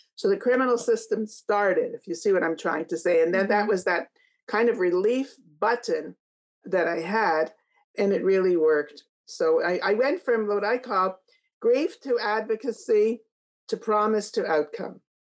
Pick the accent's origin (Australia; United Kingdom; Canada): Canada; I'm from Canada.